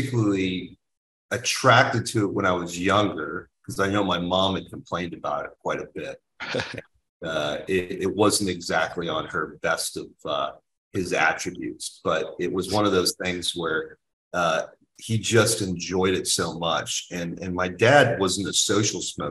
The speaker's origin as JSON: {"language": "English", "region": "California", "country": "United States", "said": "We're from California"}